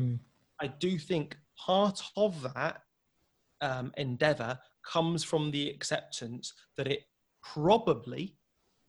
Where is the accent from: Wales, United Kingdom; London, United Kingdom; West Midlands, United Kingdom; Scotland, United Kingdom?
West Midlands, United Kingdom; Wolverhampton; growing up in Wolverhampton, I've seen a lot of deprivation